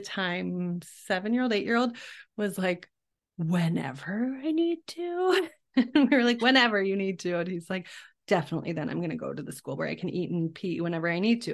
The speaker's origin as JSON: {"language": "English", "town": "Chicago", "region": "Illinois", "country": "United States", "tie": "born or raised there", "said": "I grew up in the Chicago area"}